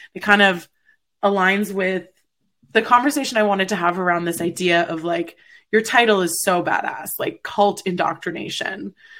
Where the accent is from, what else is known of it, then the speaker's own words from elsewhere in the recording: Canada; I'm Canadian, so PBR is like water to us